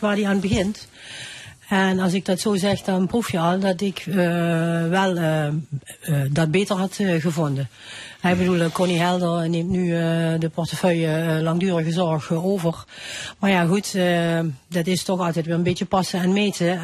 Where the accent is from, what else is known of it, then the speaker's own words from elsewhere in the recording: Thorn, Limburg, Netherlands; accent: Limburgish dialect; ik spreek ook dialect. Ik kom uit Toer